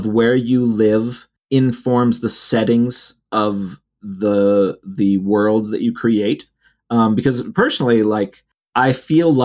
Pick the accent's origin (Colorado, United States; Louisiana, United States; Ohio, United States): Ohio, United States; now in Utah, United States; where I grew up in Ohio